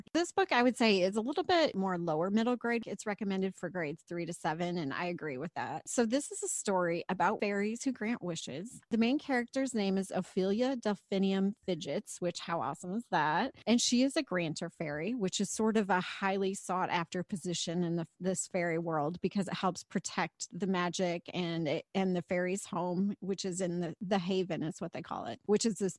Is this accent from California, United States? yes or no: no; Illinois, United States; Hey, I grew up in Illinois and I used to show cattle for the 4-H fair.